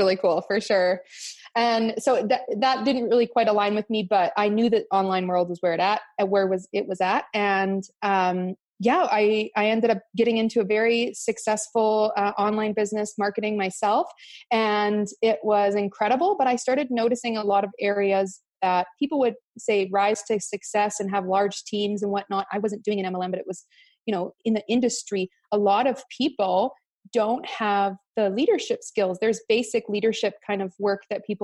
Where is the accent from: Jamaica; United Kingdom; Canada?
Canada; Cranbrook, British Columbia; I'm from Cranbrook, BC, Canada. So a very small little town